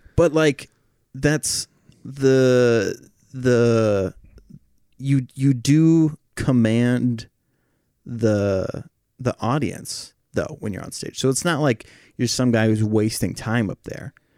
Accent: Oregon, United States; when I was growing up in Oregon

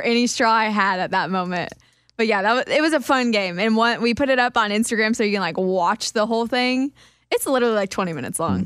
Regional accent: Kansas, United States; I'm from Kansas, we eat cinnamon rolls with chili

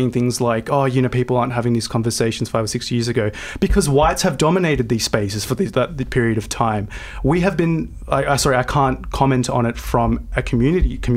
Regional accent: St Marys, New South Wales, Australia; growing up in St. Mary's and in the Southwest in my early phase of life.

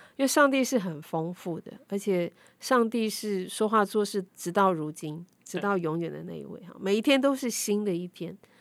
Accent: Taiwan; 外表看起来可能像我们台湾人、华人

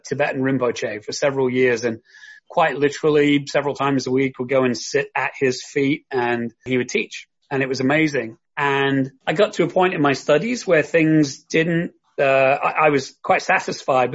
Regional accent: London, United Kingdom; moved away; also born or lived in Kent; I'm originally from the south of England. I grew up in and around London. So I was born in London, raised in London.

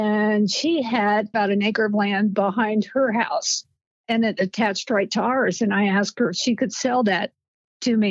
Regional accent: Cardington, Ohio, United States; I was born in Cardington, Ohio, and I actually graduated high school there

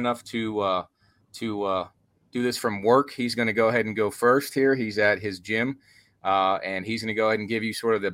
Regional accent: Pittsburgh, Pennsylvania, United States; I'm from Pittsburgh

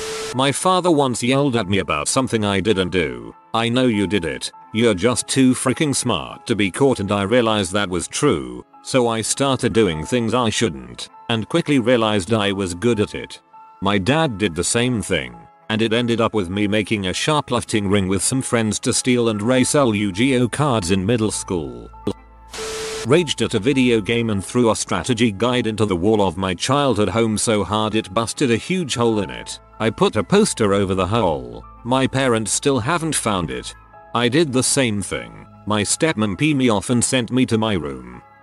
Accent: Maryland, United States; I grew up in Maryland.

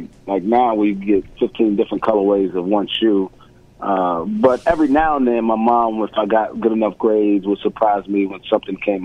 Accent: New York City, New York, United States; moved away as an adult; I'm from Bed-Stuy, which is a small section of I guess it would be the central part of Brooklyn, and that's where I was born and raised

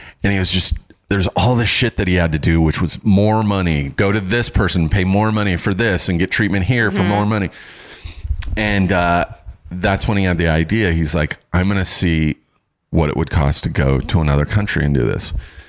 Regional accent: United Kingdom; I'm British. I'm hardy.

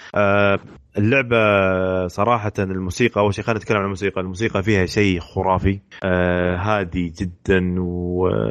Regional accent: Riyadh, Riyadh Province, Saudi Arabia; عندنا في الرياض

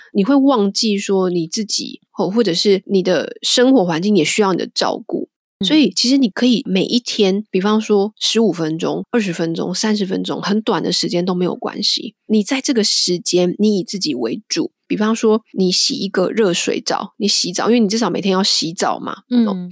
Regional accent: Taiwan; now in London, United Kingdom; 我们台湾人的家庭

